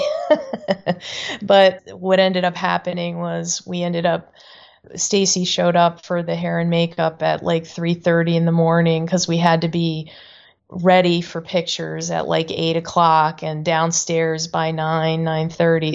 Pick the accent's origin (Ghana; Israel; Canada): Canada; moved away; I grew up in Canada